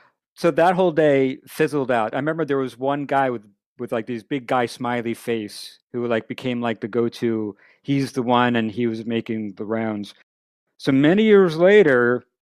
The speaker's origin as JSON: {"language": "English", "town": "Merrick", "region": "New York", "country": "United States", "tie": "born or raised there", "said": "I grew up in Merrick."}